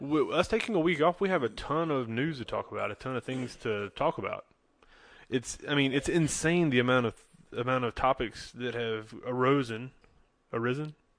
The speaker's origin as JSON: {"language": "English", "town": "Charlotte", "region": "North Carolina", "country": "United States", "said": "we're from the Charlotte, North Carolina area"}